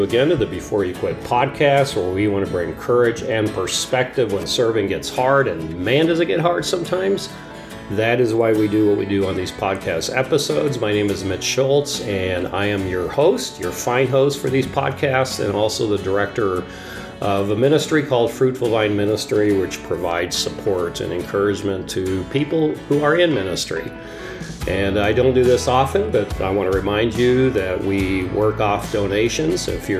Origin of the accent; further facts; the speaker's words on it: Papua, Indonesia; I grew up in Papua, Indonesia, as a missionary kid, as a third culture kid, as we are now referred to.